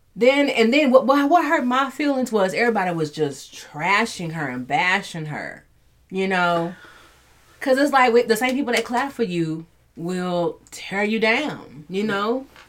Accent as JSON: {"language": "English", "town": "Dallas", "region": "Texas", "country": "United States", "tie": "born or raised there", "said": "my hometown"}